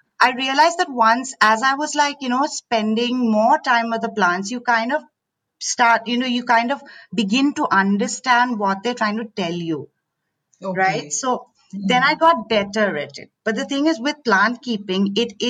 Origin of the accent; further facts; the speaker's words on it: Assam, India; moved away; also born or lived in Delhi; So I grew up in Assam. My parents worked in the tea gardens